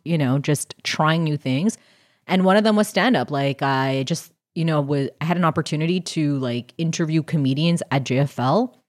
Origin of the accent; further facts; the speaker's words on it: Canada; I'm Canadian.